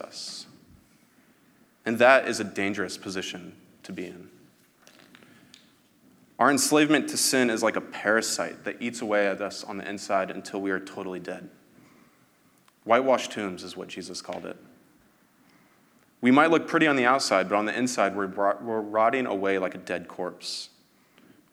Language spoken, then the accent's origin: English; United States; I'm proud to be American.